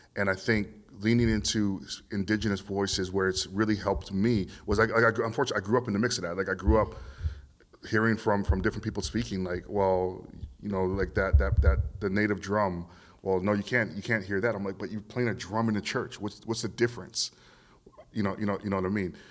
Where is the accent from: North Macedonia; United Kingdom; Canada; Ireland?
Canada; Vancouver, British Columbia; growing up in Vancouver, um, even though I'm multi-ethnic, Um, I still grew up in, in, in a system of, of white power